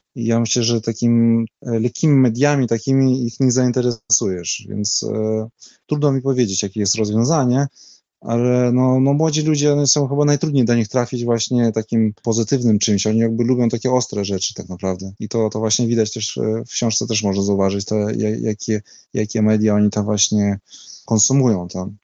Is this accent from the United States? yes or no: no; Vilnius, Vilnius County, Lithuania; accent: Vilnius Polish; ja się wychowywałem w różnych językach, bo w domu u nas się rozmawiało właśnie takim polskim, wileńskim